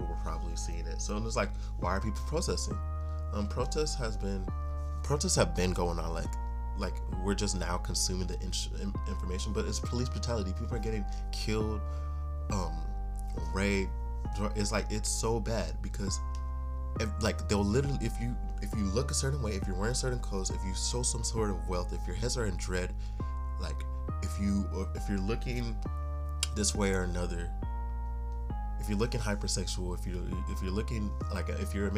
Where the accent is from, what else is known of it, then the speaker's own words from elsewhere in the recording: United States; being a Nigerian, but not, like, I've been in America my whole life.